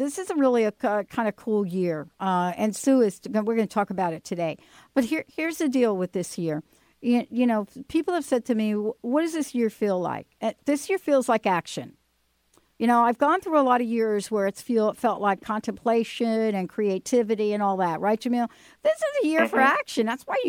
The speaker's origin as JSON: {"language": "English", "town": "New York City", "region": "New York", "country": "United States", "tie": "born there", "said": "Yeah, I was born in the Bronx."}